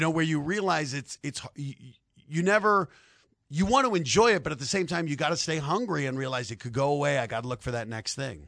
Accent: Denver, Colorado, United States; I'm from Denver

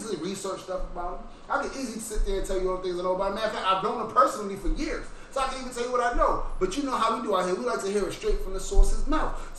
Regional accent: New York, United States; moved away; I'm originally from New York.

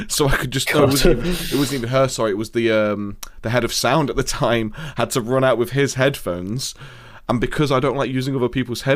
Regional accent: Nottingham, East Midlands, United Kingdom; accent: Nottingham; my proper Nottingham accent

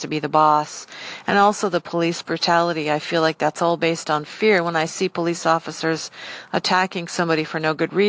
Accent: United States; I am a Caucasian female that lives in the United States, so I speak English and I'm American

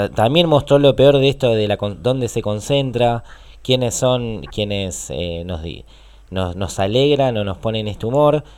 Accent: Lomas de Zamora, Buenos Aires Province, Argentina; nosotros somos de Loma de Zamora

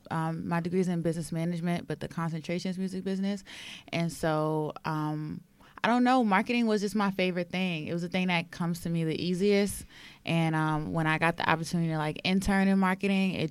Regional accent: New York City, New York, United States; I'm from Harlem

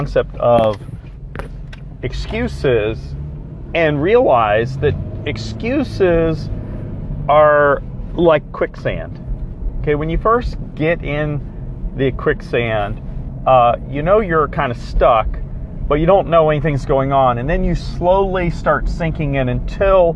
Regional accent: South Florida, United States; I grew up in South Florida

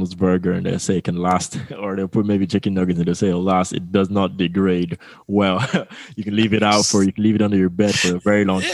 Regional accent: Lagos, Nigeria; I grew up in Lagos, Nigeria.

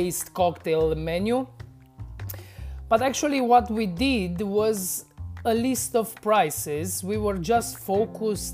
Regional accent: Romania; I was newly hired to a bar here in my hometown

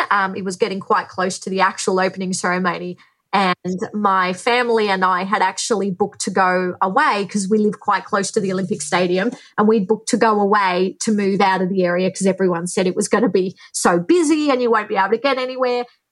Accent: Australia; I am from Australia

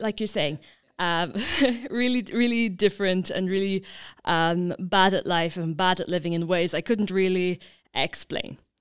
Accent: County Kilkenny, Leinster, Ireland; I'm originally from County Kilkenny

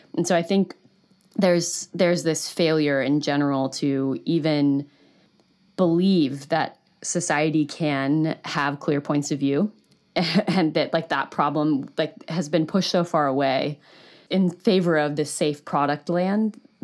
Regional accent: United States; as an American

